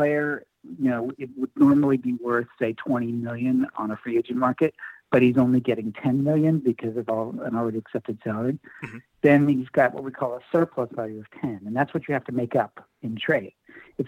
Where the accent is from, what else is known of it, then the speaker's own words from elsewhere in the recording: California, United States; I'm an Oakland A's fan, born and raised in California